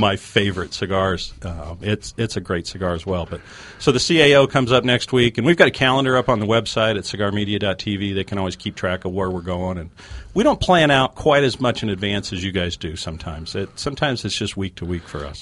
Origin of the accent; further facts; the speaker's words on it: Colorado, United States; moved away; I grew up in Colorado, uh, fly fishing out there.